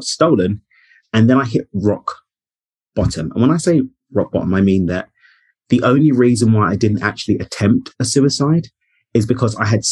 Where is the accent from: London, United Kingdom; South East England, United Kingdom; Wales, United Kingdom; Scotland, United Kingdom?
London, United Kingdom; moved away as an adult; now in Cabo San Lucas, Mexico; I'm born and raised in East London in the UK. I now live in Cabo in Mexico